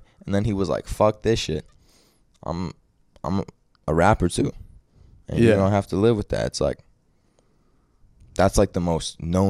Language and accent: English; Australia; I'm there from Australia.